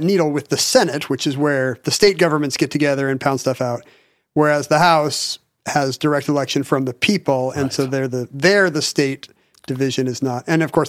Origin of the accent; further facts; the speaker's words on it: Texas, United States; Because I'm from Texas.